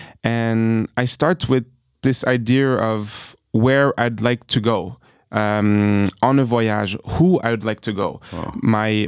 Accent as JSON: {"language": "English", "region": "New York", "country": "United States", "tie": "born or raised there", "also_born_or_lived": "France", "said": "growing up in New York, having dreams through the American movies, through American sports entertainment, but also my upbringing in France"}